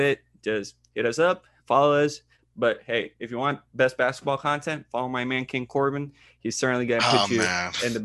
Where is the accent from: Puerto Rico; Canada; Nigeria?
Puerto Rico; first language Spanish; English is a second language; I'm from Puerto Rico, so that's my native language